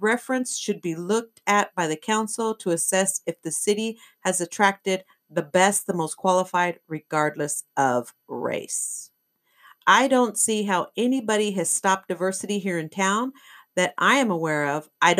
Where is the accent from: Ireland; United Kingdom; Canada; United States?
Canada; I'm Canadian.